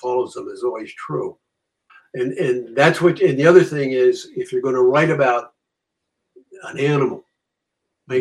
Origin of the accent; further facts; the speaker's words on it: Norwalk, Connecticut, United States; I grew up in Norwalk